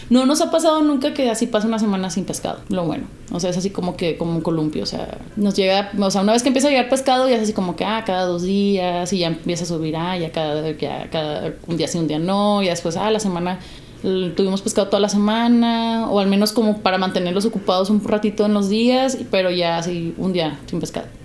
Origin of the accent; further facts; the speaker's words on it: United States; born there; pues yo nací en Estados Unidos, también lo ocupo.